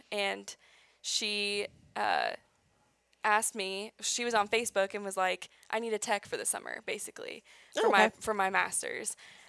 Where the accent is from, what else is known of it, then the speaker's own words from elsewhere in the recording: Springfield, Missouri, United States; also born or lived in Ozarks, southern Missouri; I'm from Springfield, Missouri originally